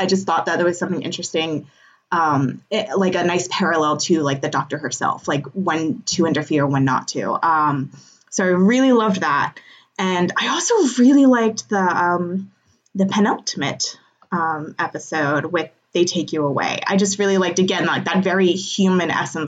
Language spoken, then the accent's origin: English; United States; being American